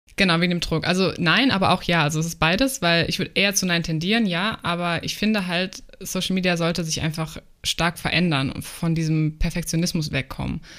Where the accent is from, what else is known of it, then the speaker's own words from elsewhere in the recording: Germany; also born or lived in New Zealand; ich bin selber Deutsche